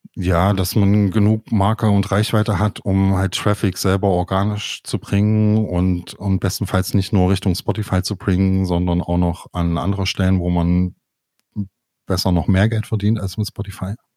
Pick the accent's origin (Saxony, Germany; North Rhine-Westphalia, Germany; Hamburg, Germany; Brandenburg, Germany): Saxony, Germany; Leipzig; ich komme ja aus Leipzig